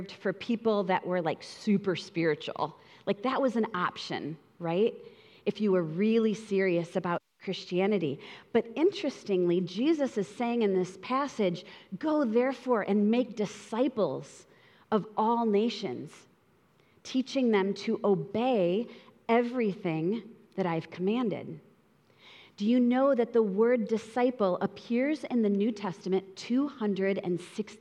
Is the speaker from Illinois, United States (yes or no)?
yes; Northern Illinois, United States; moved away as an adult; now in Central Valley, California, United States; I'm from Northern Illinois, born and raised, and just recently replanted here in the Central Valley